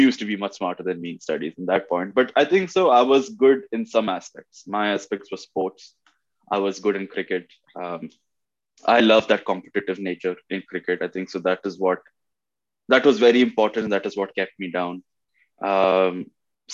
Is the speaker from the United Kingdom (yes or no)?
no; Bahrain; moved away as an adult; also born or lived in Oman; now in Canada; I was born in Oman. Okay. And then in Bahrain, I came like 94. Okay. Growing up in Bahrain was a very good time